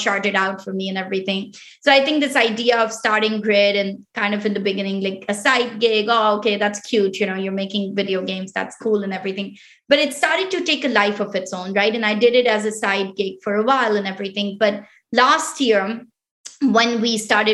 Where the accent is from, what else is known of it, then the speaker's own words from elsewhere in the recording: Islamabad, Islamabad Capital Territory, Pakistan; first language Pashto; English is a second language; moved away as an adult; also born or lived in Quetta, Pakistan; now in United States; I was born in Quetta, which is actually like, you know, one of the most conservative provinces within Pakistan. My mom is originally from that province. And my dad he migrated from India, you know, right when he was young and everything. So it's like, so And then I grew up in the capital, which is Islamabad.